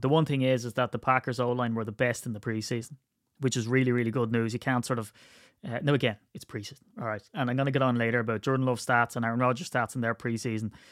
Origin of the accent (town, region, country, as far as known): County Wicklow, Leinster, Ireland